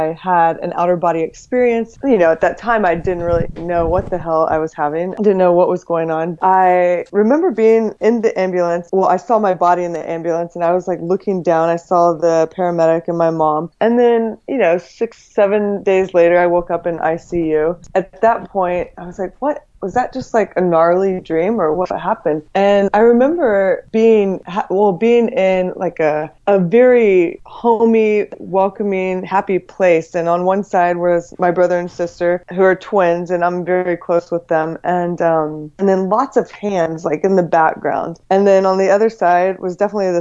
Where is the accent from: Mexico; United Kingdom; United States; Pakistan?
United States; Texas; moved away as an adult; now in California, United States; I grew up in Texas